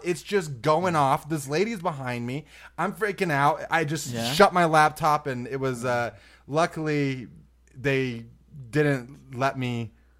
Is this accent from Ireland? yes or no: yes; Ireland; I have these are my Guinness things. I had the shirt. I'm from Ireland.